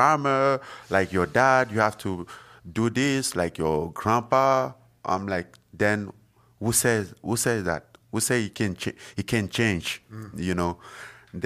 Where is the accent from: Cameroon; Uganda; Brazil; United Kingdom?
Cameroon; born or raised there; moved away as an adult